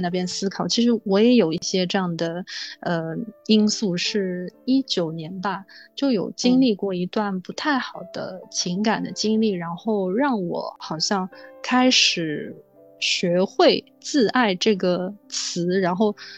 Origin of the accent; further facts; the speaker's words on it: Shanghai, China; moved away as an adult; also born or lived in Australia; 像我是南方人，我成长在上海，我只有在一六年到一八年才离开自己的故乡，去到异国去生活